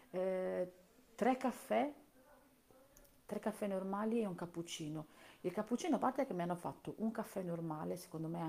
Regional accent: Campania, Italy; io sono campana, sono della provincia di Napoli, purtroppo, anche se non si sente dall'accento

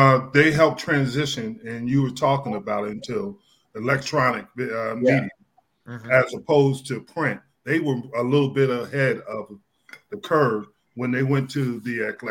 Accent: East Coast, United States; when I grew up, growing up on the East Coast

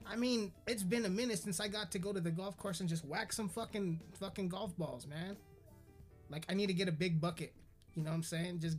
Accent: United Kingdom; accent: British; Because of my British accent, mate.

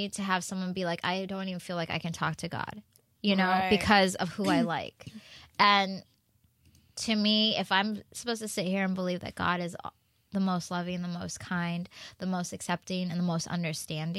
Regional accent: North Carolina, United States; me growing up in North Carolina

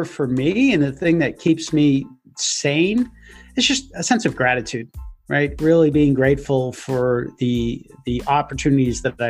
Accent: United States; as an American

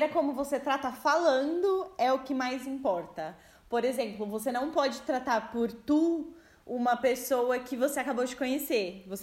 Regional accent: Brazil; now in Portugal; sou brasileira e falo você.

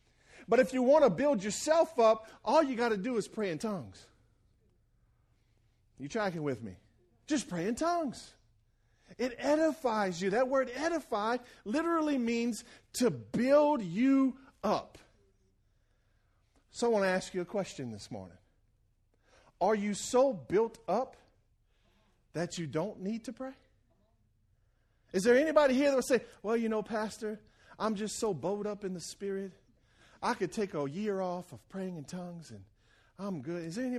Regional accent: Franklin, Louisiana, United States; When I was at the church I grew up in Franklin, Louisiana

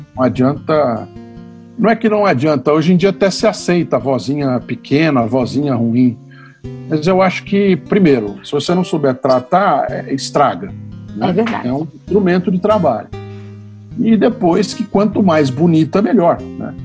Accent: São Paulo, Brazil; eu nasci branco em São Paulo, homem, né? com plano de saúde pago, com leite na, na, na geladeira, né? com clube

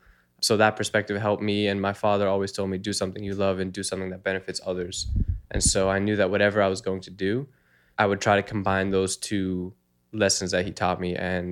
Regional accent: Massachusetts, United States; I grew up in Massachusetts.

